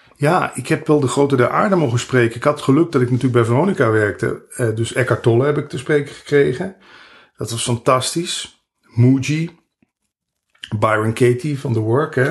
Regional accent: Netherlands

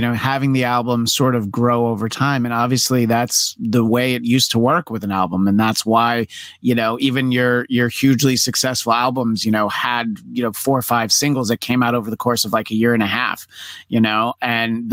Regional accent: New York, United States; now in Los Angeles, United States; I'm from New York originally

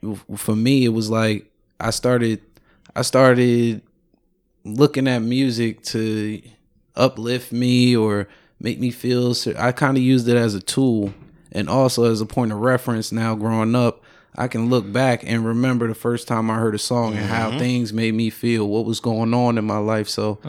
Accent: New York City, New York, United States; also born or lived in Newark, New Jersey; I was growing up in Red Hook, Brooklyn, and then going over to Newark, New Jersey.

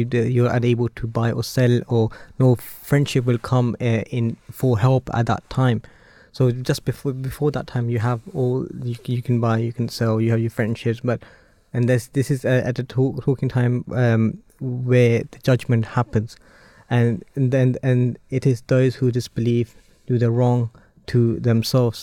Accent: Germany; now in United Kingdom; I was born in Germany myself, and parents lived there for a very long time.

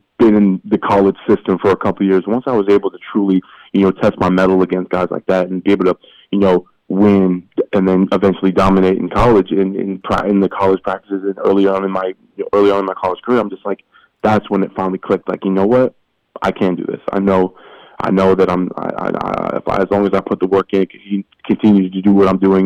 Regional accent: Canada; moved away as an adult; now in United States; me being the Canadian who ended up playing professionally in America

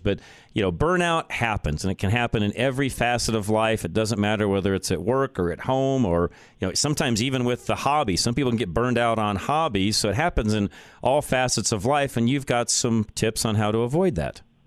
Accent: Boulder, Colorado, United States; moved away; It's where I was born. It's where I grew up. I still have uh, businesses there, property, and so on. I don't live there any longer, but I grew up in Boulder, Colorado

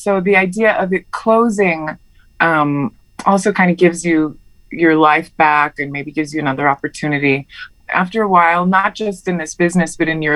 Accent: United States; born or raised there; also born or lived in Heidelberg, Germany

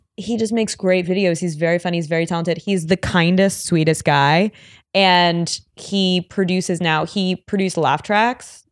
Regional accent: New York, United States; growing up in New York

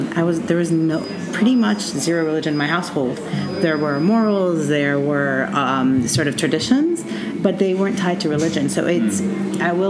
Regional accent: United States; now in Beirut, Lebanon; I'm a Lebanese American. I am American in my household

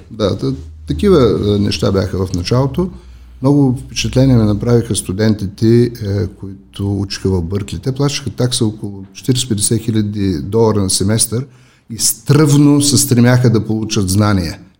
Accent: Elhovo, Yambol Province, Bulgaria; moved away as an adult; also born or lived in Sofia; Нека да започна с моят роден град. Аз съм роден в Елхово.

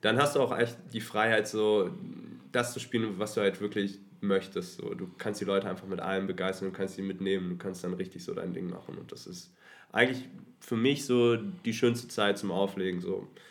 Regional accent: Hanover, Lower Saxony, Germany; moved away as an adult; now in Berlin, Germany; mittlerweile wohnhaft in Berlin, ursprünglich mhm. aus Hannover

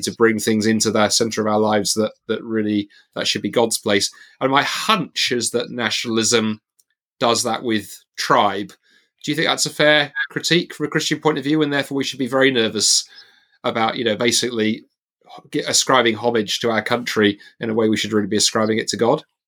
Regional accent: England, United Kingdom; now in Scotland, United Kingdom; I realise the more I live out of side of England, I am totally English. I'm English to my to my boots

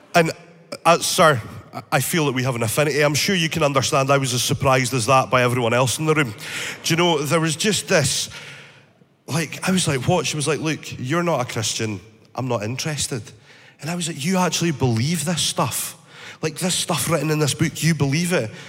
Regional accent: northeast of Scotland, United Kingdom; I grew up in the northeast of Scotland

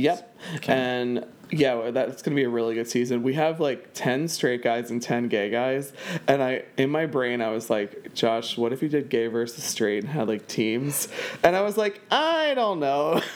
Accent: New Jersey, United States; moved away as an adult; now in Philadelphia, United States; I was born in a very dangerous part of South Philly, and my parents uh, worked their asses off to buy a house in South Jersey

